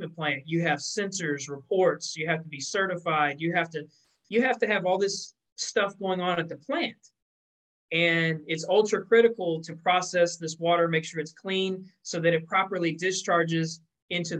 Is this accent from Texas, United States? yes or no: yes; Texas, United States; my home state of Texas